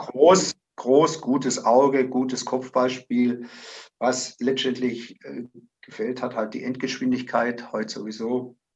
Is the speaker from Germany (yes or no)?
yes; Zimmern ob Rottweil, Baden-Württemberg, Germany; ich stamme aus Zimmern, habe die Jugend durchlaufen